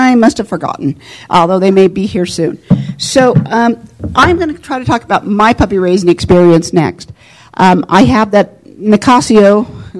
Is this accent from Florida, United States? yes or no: no; Reno, Nevada, United States; I grew up here in Reno